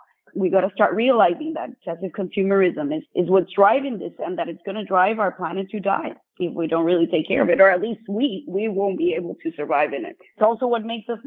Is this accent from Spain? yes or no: no; Puerto Rico; now in Florida, United States; I was born and raised in Puerto Rico.